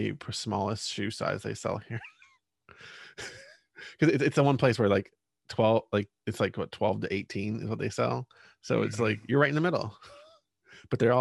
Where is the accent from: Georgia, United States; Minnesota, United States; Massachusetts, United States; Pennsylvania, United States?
Pennsylvania, United States; I grew up in Pennsylvania, and there's a lot of old coal mining and steel